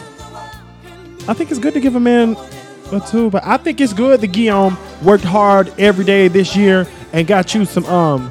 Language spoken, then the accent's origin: English; the South, United States; I grew up in the South.